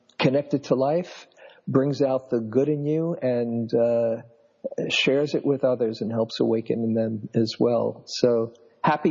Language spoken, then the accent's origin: English; New York, United States; moved away as an adult; now in California, United States; I grew up in New York, was a classroom teacher for a number of years in New York City schools